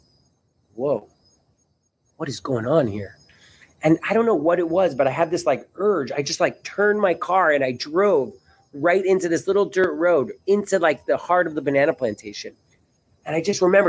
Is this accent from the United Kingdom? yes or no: no; Miami, Florida, United States; moved away as an adult; now in Costa Rica; I grew up in Miami, Florida.